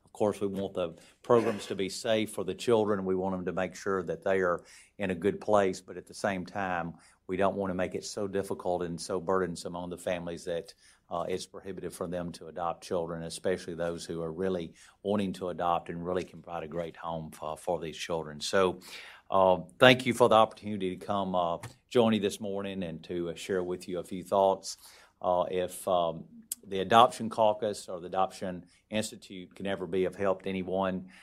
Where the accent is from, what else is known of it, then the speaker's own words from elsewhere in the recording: Alabama, United States; moved away as an adult; now in Washington, D.C., United States; growing up, uh, in the small town that I grew up down in Alabama in the northwest part of the state in Haleval.